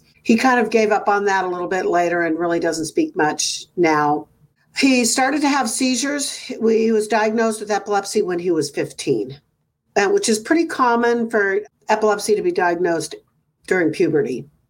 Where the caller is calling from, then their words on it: Livermore, California, United States; From Livermore, California.